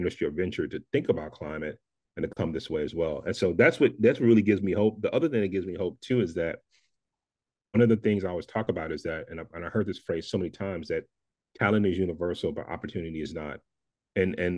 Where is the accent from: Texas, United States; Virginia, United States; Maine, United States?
Texas, United States; Dallas; growing up in Dallas, Texas